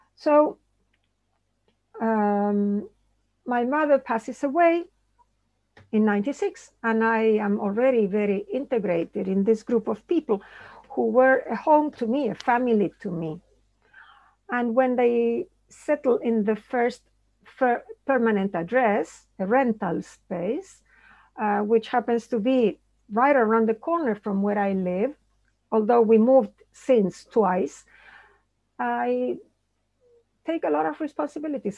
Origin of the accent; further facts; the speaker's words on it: Buenos Aires, Argentina; moved away; also born or lived in New York; I grew up in Buenos Aires